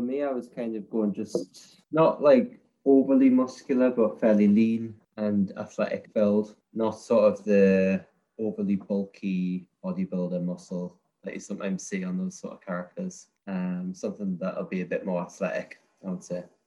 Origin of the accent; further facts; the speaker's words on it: Newcastle upon Tyne, North East England, United Kingdom; also born or lived in Edinburgh, Scotland; I'm from a place called Newcastle